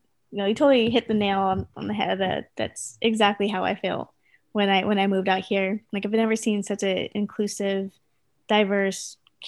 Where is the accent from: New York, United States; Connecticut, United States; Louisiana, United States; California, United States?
California, United States; moved away as an adult; now in Seattle, United States; So I'm from California, and I moved out here about 6-7 years ago, and I felt like Washington is my new home. Like I'm never going back to California.